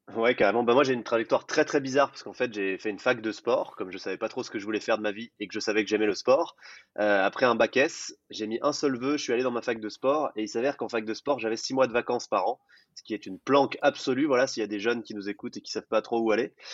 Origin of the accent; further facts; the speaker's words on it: Jura, Bourgogne-Franche-Comté, France; j'ai grandi dans un petit village de 200 habitants dans le Jura